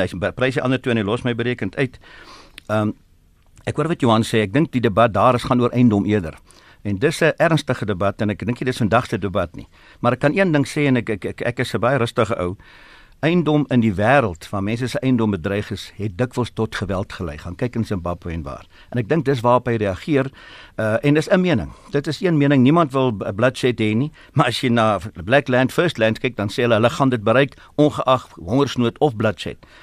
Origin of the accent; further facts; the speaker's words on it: South Africa; ek is ook 'n Suid-Afrikaner